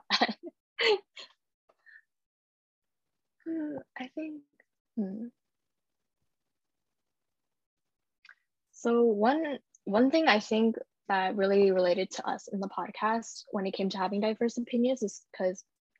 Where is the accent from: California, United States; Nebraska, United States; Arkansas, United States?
California, United States; I grew up in California.